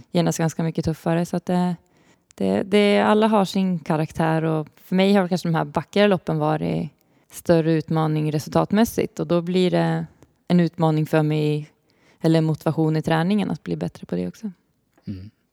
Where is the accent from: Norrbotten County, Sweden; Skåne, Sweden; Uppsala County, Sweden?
Uppsala County, Sweden; Uppsala; jag kommer ju från Uppsala